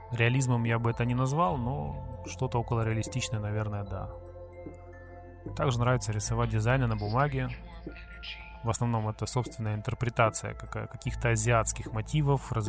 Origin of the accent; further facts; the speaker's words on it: Sevastopol, Crimea, Ukraine; я татуировщик из Крыма, город-герой Севастополя.